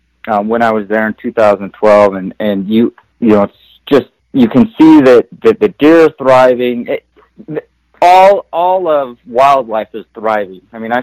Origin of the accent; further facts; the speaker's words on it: Utah, United States; I grew up in Utah